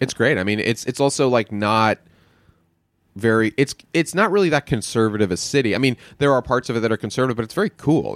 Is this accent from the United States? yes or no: yes; New York, United States; moved away; Born in the city, mostly in the suburbs, right outside in the Jewish suburbs